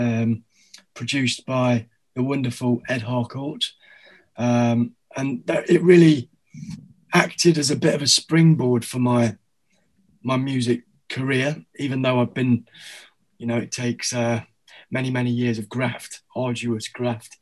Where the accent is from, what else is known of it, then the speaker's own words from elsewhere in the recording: Derbyshire, East Midlands, United Kingdom; accent: Derbyshire; moved away as an adult; also born or lived in Australia; now in London, United Kingdom; I was raised in Derbyshire